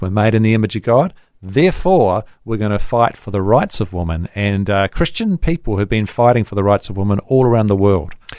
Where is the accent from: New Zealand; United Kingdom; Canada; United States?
New Zealand; I'm a Kiwi